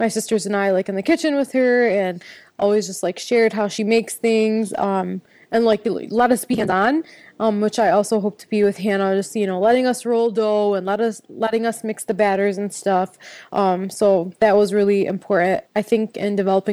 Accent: Dearborn, Michigan, United States; moved away as an adult; also born or lived in Seattle; I was born and raised in Dearborn, Michigan

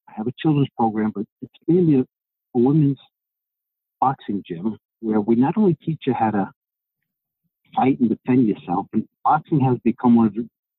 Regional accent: New York City, New York, United States; Okay, well … I was born and raised in New York City. I am from Greek descent.

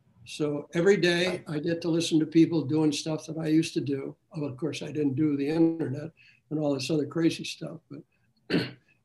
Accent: New Jersey, United States; moved away; I was from New Jersey

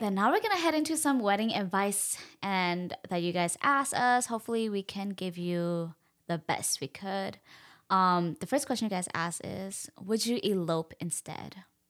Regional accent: United States; being Hmong American girls

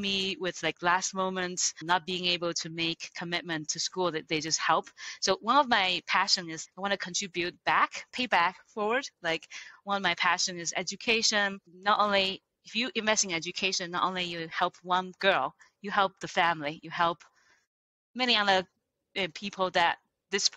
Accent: China; English is a second language; moved away as an adult; now in United States; I grew up in China, a little poor village in Taiwan coastal area.

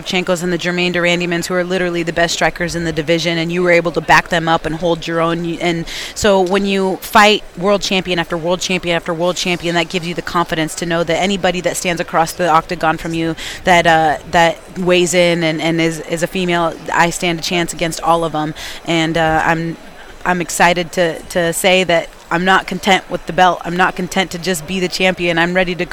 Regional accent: Washington, United States; We're both from Washington State

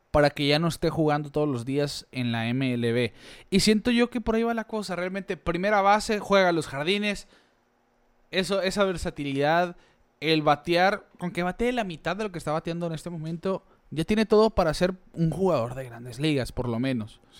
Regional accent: Hermosillo, Sonora, Mexico; aquí somos de Hermosillo.

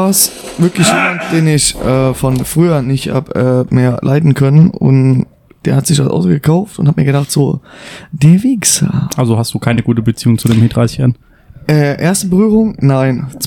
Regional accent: Czechia; Ich bin Tscheche.

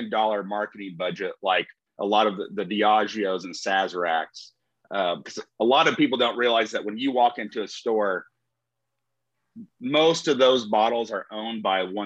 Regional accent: Shelbyville, Illinois, United States; from Shelbyville, Illinois

